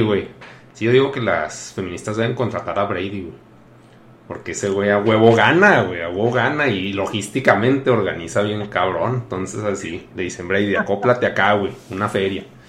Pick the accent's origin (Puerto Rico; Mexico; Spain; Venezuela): Mexico; Chihuahua; soy un mocho de Chihuahua